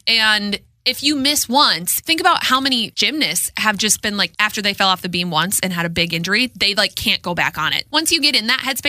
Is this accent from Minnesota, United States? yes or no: yes; Minnesota, United States; it was invented in Minnesota? Either in my hometown or next to my hometown.